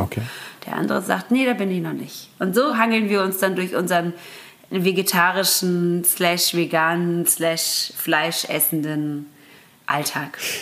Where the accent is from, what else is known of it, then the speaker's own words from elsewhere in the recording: Göppingen, Baden-Württemberg, Germany; also born or lived in Karlsruhe / Ludwigsburg; Meine Heimatstadt, da bin ich groß geworden